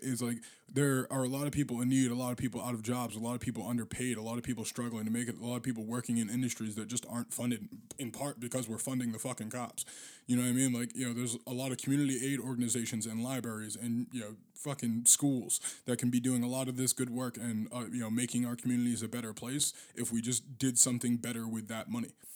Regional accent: Boston, Massachusetts, United States; now in St. Paul, United States; I'm from Boston

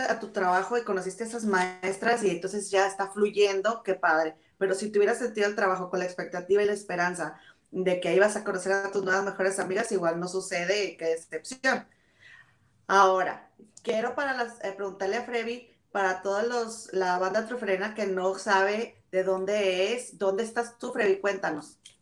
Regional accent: Monterrey, Nuevo León, Mexico; moved away as an adult; also born or lived in England; now in United Kingdom; nosotras somos de Monterrey

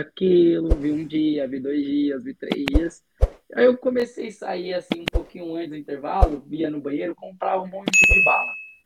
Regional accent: São Paulo, Brazil; also born or lived in Minas Gerais; Eu nasci em Minas Gerais, hoje eu sou moro em São Paulo desde a minha infância.

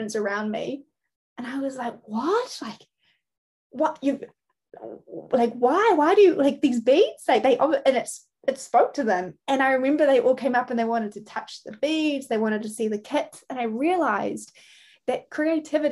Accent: New Zealand; I'm from Aotearoa, New Zealand

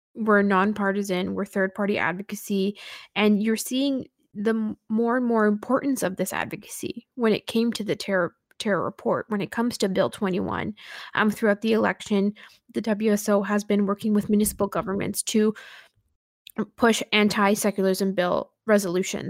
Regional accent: Canada; a Canadian Sikh

